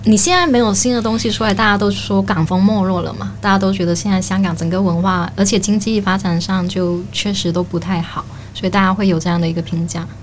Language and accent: Chinese; Guangdong, China; 我来自广东嘛